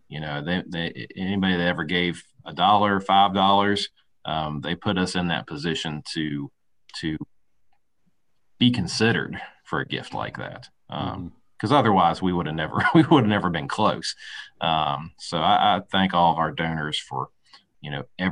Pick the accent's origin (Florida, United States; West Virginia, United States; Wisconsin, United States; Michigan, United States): West Virginia, United States; I'm born and raised in West Virginia.